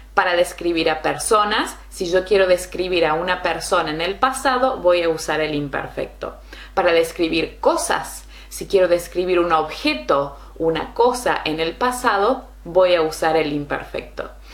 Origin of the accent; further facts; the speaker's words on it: Argentina; in Argentina, where I'm from.